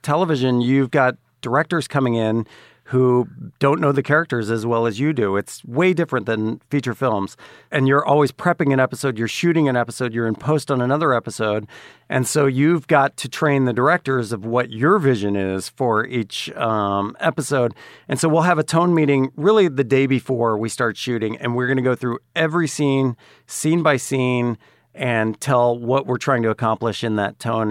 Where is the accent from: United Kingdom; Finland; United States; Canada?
United States; Dallas, Texas; moved away; also born or lived in Atlanta; I grew up in Dallas, Texas